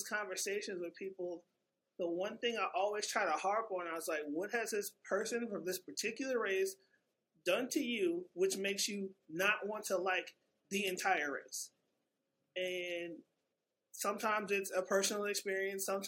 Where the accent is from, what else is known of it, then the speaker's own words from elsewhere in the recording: Destrehan, Louisiana, United States; I was raised in the South, grew up in a town called Destrehan, 20 minutes from the New Orleans airport.